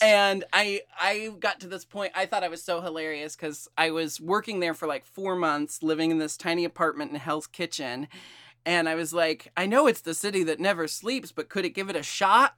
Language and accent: English; Portland, Oregon, United States; I was born and raised in Portland